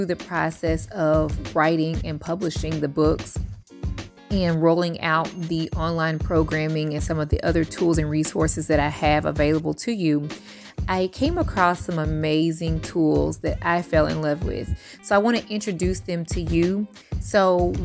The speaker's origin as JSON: {"language": "English", "town": "Louisville", "region": "Kentucky", "country": "United States", "moved": "yes", "said": "So I'm initially from the Ville. I'm currently on the coast, but I'm from Louisville"}